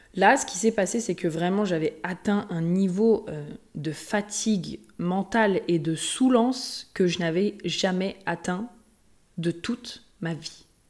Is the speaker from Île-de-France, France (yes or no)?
no; Haute-Savoie, Auvergne-Rhône-Alpes, France; moved away; also born or lived in Lyon; je viens de la Haute-Savoie euh, pas loin, juste, enfin, de l'autre côté du lac. Donc, euh, que j'ai toujours aussi été à côté euh, des montagnes, voilà, toujours été à côté de Genève